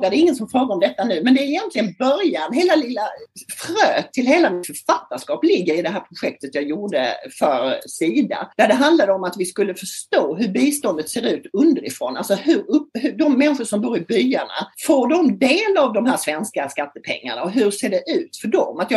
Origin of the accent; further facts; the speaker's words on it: Lund, Skåne, Sweden; moved away as an adult; also born or lived in Stockholm; alltså jag kommer från Lund faktiskt, där jag bor nu. Så jag har gjort någon sorts full circle liv. Jag kommer från Lund, flyttade som 22-åring till Stockholm och jobbade som journalist i många herrans år.